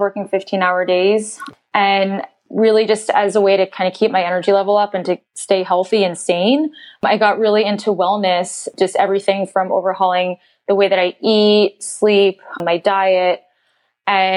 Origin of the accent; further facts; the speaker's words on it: Philadelphia, Pennsylvania, United States; I grew up in Philadelphia